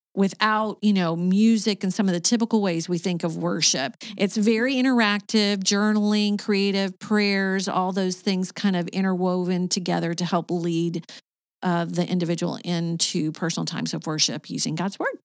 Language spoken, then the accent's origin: English; Arkansas, United States; moved away as an adult; also born or lived in Michigan / Kentucky / Saint Petersburg, Florida / Sarasota, Florida; now in Cartersville, Georgia, United States; I was born in Michigan, but I was raised in Arkansas.